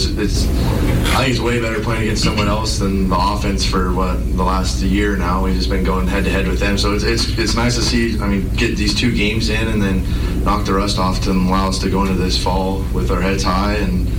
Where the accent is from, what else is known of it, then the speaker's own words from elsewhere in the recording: Montana, United States; we're all from Montana